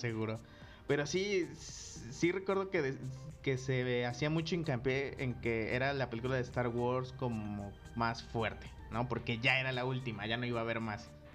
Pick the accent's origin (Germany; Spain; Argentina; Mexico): Mexico; Coatepec; en donde yo crecí, este, aquí en Cotepec